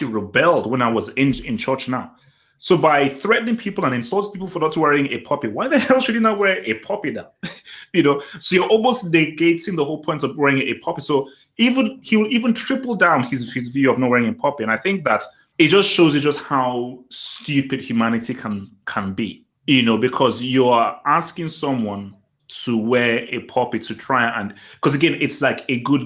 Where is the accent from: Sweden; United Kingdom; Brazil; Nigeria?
Nigeria; me Nigerian